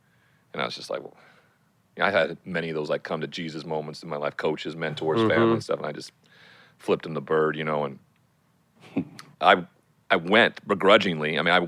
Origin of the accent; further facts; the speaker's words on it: Montana, United States; Growing up in Montana, where there's a huge cowboy culture